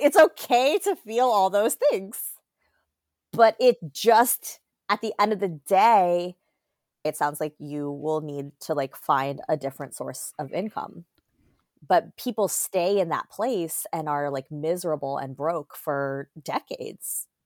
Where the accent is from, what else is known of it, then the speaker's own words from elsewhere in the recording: Fort Lauderdale, Florida, United States; moved away as an adult; also born or lived in Atlanta / Oakland; I grew up in Fort Lauderdale, Florida